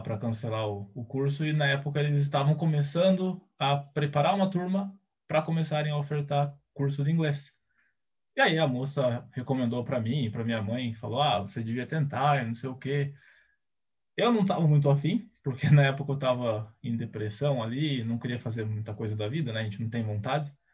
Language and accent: Portuguese; Brazil; Eu nunca fui nem para o Paraguai, então eu nunca saí do Brasil de jeito nenhum